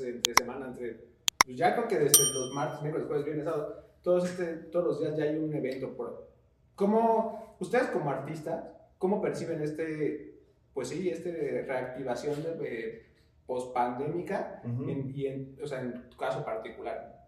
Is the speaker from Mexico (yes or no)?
yes; Mexico; uno como mexicano